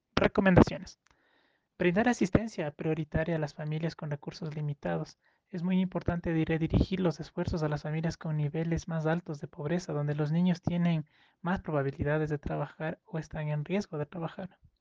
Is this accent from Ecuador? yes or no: yes; Ecuador